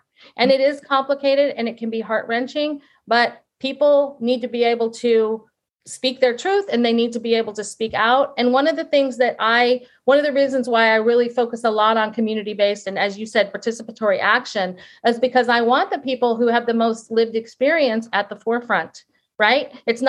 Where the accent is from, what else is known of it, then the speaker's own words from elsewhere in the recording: England, United Kingdom; I mean, I'm an English person and I've always thought a lot about language